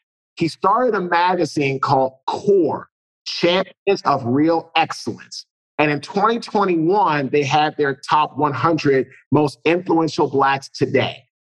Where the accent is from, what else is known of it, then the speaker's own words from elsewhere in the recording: Washington, District of Columbia, United States; So I'm originally from Washington, D.C.